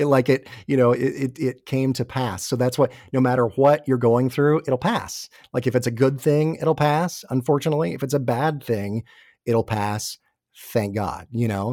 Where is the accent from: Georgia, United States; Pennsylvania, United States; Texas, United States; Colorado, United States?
Georgia, United States; Atlanta; moved away as an adult; also born or lived in New York / New Jersey; I grew up in the Atlanta area, my family's all here.